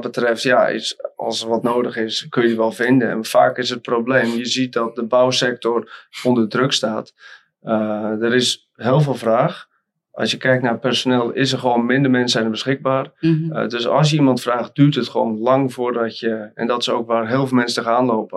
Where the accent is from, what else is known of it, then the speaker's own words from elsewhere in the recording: Volendam, North Holland, Netherlands; Ik kom oorspronkelijk uit Noord-Holland, net boven Amsterdam. En om precies te zijn uit Volendam